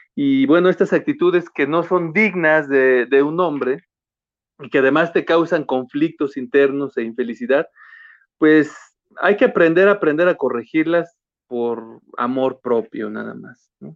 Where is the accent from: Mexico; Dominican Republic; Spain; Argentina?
Mexico; yo vengo de barrio, vengo de ahí de, crecí en Altavista